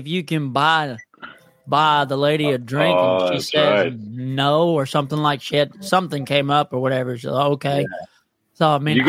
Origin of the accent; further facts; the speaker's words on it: Waco, Texas, United States; I'm originally from Waco.